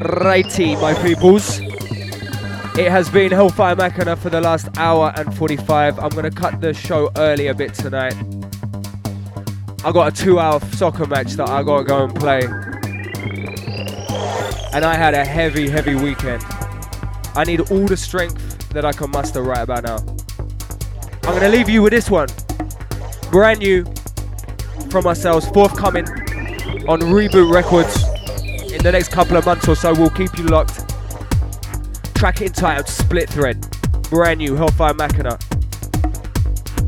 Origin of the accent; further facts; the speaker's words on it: London, United Kingdom; also born or lived in Brooklyn, New York; now in New York, United States; I'm from England, London. We all play football back there